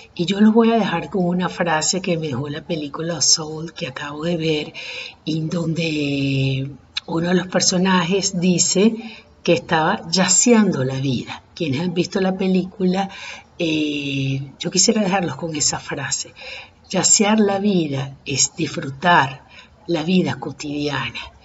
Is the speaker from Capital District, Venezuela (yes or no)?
yes; Caracas, Capital District, Venezuela; los que somos caraqueños y venezolanos